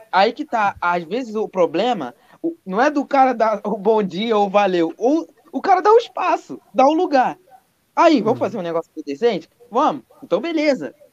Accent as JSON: {"language": "Portuguese", "region": "Rio de Janeiro", "country": "Brazil", "said": "Pô, vou pros rolé, não sei o que, eu sou do Rio, cara."}